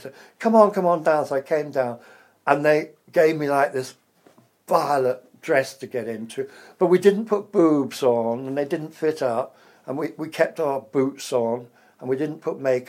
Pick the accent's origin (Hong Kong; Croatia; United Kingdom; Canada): United Kingdom; England; accent: English; moved away as an adult; also born or lived in America; he liked my accent. An English accent